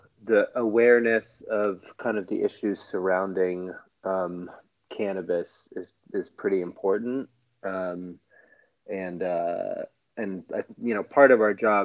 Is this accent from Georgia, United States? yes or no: no; Scarsdale, New York, United States; So I am originally from New York. I'm from Scarsdale, New York